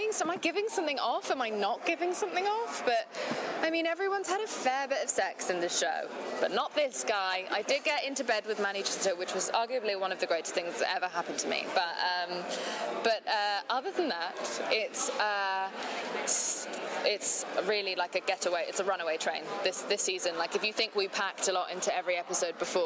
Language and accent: English; England, United Kingdom; I am English